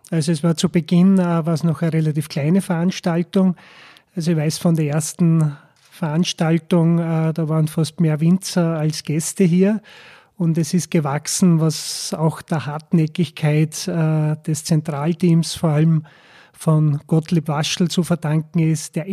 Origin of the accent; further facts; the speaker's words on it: Gols, Burgenland, Austria; Äh, Golz ist eine Ortschaft, ungefähr 4000 Einwohner am Ostufer vom Neusiedlersee.